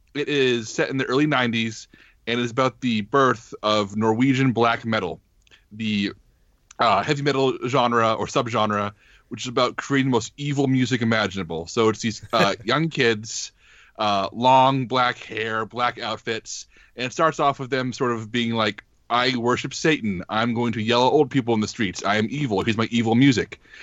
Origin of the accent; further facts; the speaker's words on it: United States; as an American